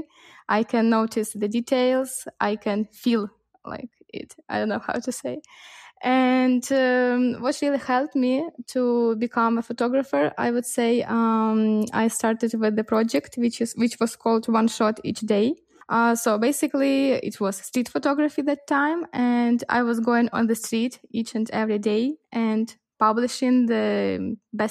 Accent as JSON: {"language": "English", "town": "Lviv", "region": "Lviv Oblast", "country": "Ukraine", "said": "I'm from western part of Ukraine. I'm from Lviv."}